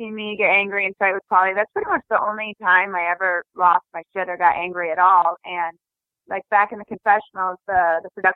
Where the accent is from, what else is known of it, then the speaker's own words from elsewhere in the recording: Traverse City, Michigan, United States; just going to Meijer now in my hometown